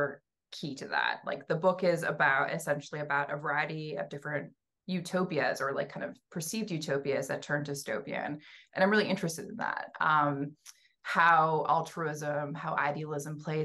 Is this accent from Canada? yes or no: yes; Western Canada, Canada; moved away as an adult; also born or lived in Allston, Boston; now in Cambridge, United States; I'm from Western Canada. I was born and raised there, and I ended up coming to Boston for an MFA.